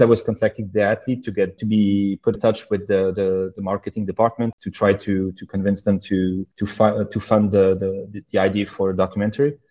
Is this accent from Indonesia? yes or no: no; Belgium; also born or lived in Saudi Arabia / Oman / Serbia; I was born in Belgium and spent most of my life there.